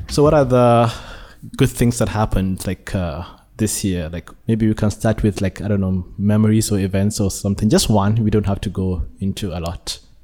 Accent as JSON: {"language": "English", "country": "Nigeria", "tie": "born or raised there", "moved": "yes", "lives_now": "Malaysia"}